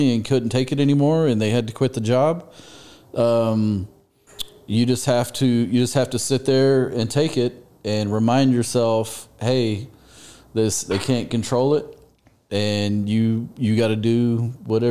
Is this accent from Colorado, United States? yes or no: no; Frisco, Texas, United States; I was born and raised in Frisco, Texas